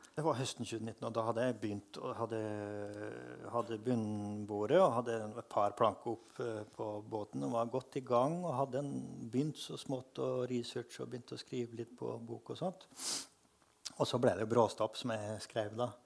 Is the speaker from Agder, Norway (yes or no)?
no; Frøya, Trøndelag, Norway; accent: Trøndersk; Jeg vokste opp på Frøya, som er den ytterste øya i trøndelagskysten.